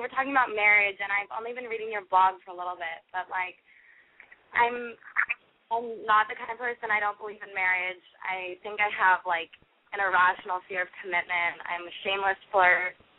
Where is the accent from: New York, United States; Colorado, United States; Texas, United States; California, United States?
California, United States; now in Boston, United States; I'm calling from Boston, but I'm from California, and I'm 19.